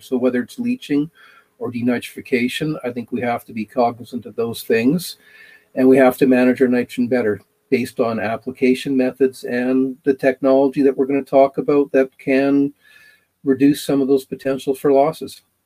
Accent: Manitoba, Canada; now in Alberta, Canada; growing up in Manitoba and living in, in Alberta now

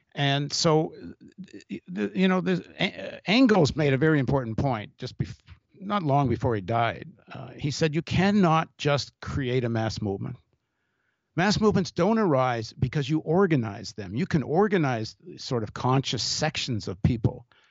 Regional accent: Canada; I grew up in Canada

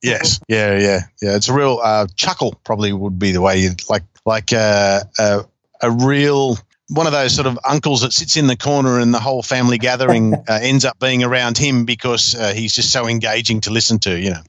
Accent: Newcastle, New South Wales, Australia; I grew up in Newcastle, and we only had Channel 3 and the ABC was all we had.

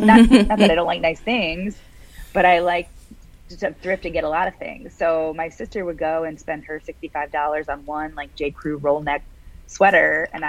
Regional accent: West Virginia, United States; there wasn't a lot to do growing up in West Virginia, so we had the time to do those kind of things.

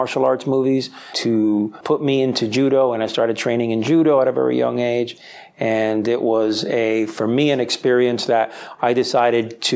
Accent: Miami, Florida, United States; also born or lived in Spain; I was born and raised in Miami

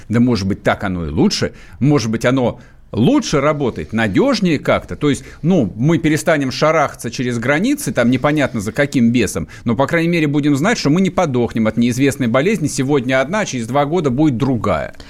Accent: Muscovites, Moscow, Russia; Мы, москвичи

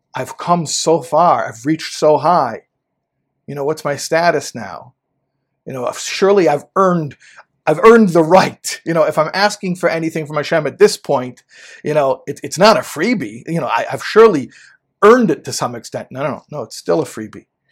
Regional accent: United States; I'm an American boy

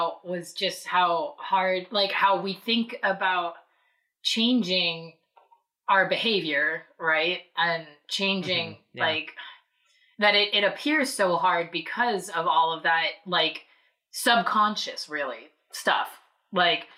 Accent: Southern California, United States; also born or lived in Hawaii / Boston; now in Salem, United States; I grew up in Southern California.

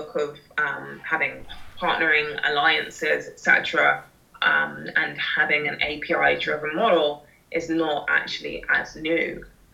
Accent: London, United Kingdom; I'm a Londoner and I've got local London knowledge.

